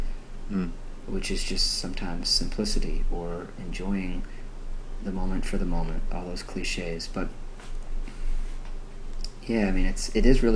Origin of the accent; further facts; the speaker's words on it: New Hampshire, United States; I grew up in New Hampshire